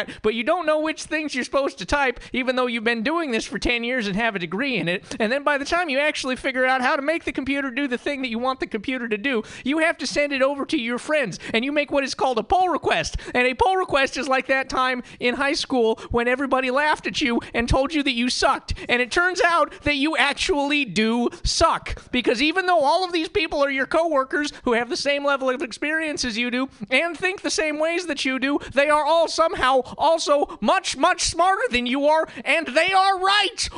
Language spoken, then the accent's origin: English; Montana, United States; moved away; The movie Where a River Runs Through It was filmed like 5 miles away from where I grew up.